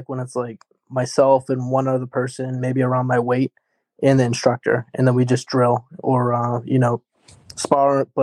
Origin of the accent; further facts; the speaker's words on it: East Bridgewater, Massachusetts, United States; I grew up in East Bridgewater